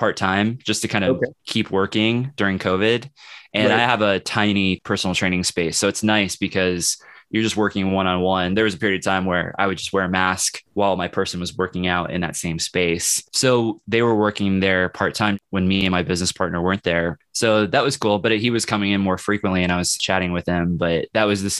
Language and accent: English; Kansas City, United States; moved away as an adult; now in Lawrence, United States; I'm from Kansas City, but I'm living in Lawrence.